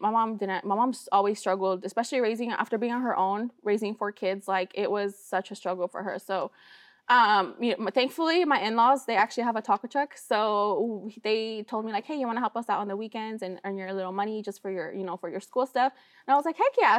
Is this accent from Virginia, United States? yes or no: no; Sacramento, California, United States; also born or lived in Michoacán, Mexico; we came here to Sacramento. Like this is where we grew up. This is my hometown